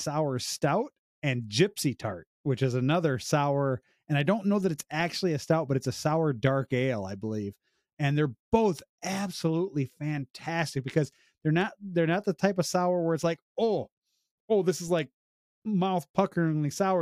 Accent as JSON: {"language": "English", "region": "Illinois", "country": "United States", "moved": "yes", "lives_now": "Ontario, Canada", "said": "I'm originally from Illinois, I moved here"}